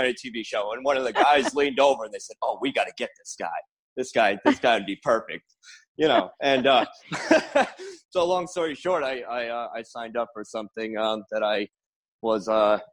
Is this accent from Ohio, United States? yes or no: no; Rhode Island, United States; I'm from Rhode Island. I work here